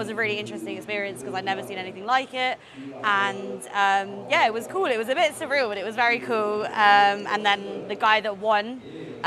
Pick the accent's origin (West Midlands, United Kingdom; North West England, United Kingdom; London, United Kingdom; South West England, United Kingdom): London, United Kingdom; moved away as an adult; now in Taipei, Taiwan; I've been staying in Taipei, but I've come from London originally